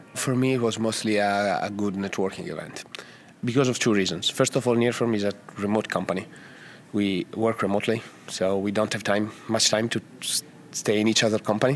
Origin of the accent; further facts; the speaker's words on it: Italy; English is a second language; I come from Italy. If you haven't guessed from the from the accent